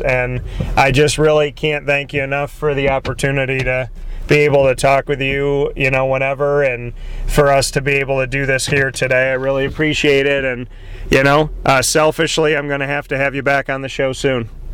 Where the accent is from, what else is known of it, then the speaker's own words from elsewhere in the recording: Syracuse, New York, United States; I say this as someone who's born and raised in Syracuse